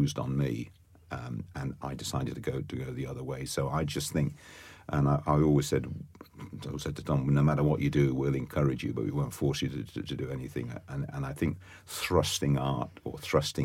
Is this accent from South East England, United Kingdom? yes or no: yes; Oxford, South East England, United Kingdom; now in Cookham, United Kingdom; I was brought up in Oxford, and born and brought up in Oxford